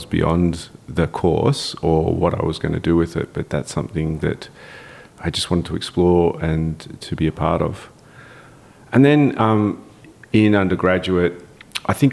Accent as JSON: {"language": "English", "town": "Melbourne", "region": "Victoria", "country": "Australia", "tie": "born or raised there", "said": "I'm born and raised in Melbourne, Australia, in the eastern suburbs of Melbourne."}